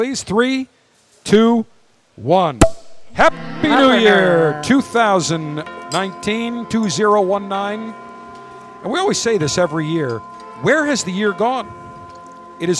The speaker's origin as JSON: {"language": "English", "town": "Buffalo", "region": "New York", "country": "United States", "tie": "born or raised there", "moved": "yes", "said": "growing up in Buffalo"}